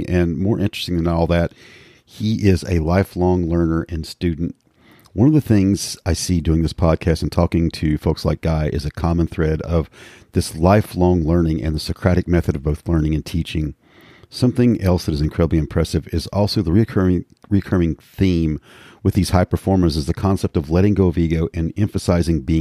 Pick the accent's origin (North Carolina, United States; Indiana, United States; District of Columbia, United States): North Carolina, United States; Hickory; I'm from Hickory originally